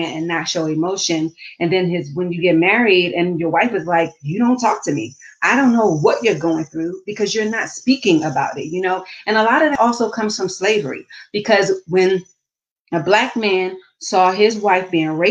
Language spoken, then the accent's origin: English; Baltimore, Maryland, United States; moved away; also born or lived in the South; I grew up in Baltimore City